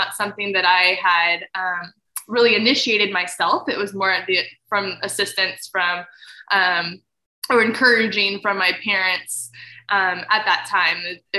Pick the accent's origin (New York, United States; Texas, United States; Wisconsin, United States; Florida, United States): Texas, United States; Fredericksburg; the church that I grew up in Fredericksburg